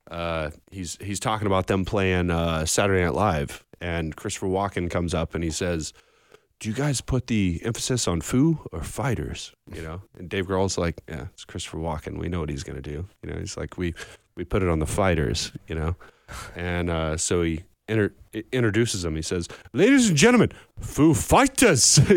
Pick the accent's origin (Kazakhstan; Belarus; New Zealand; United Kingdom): United Kingdom; Belfast, Northern Ireland; born there; Uh, so I was born in Belfast. Oh, um, nice. My parents are from there. Uh, and I'm Irish Catholic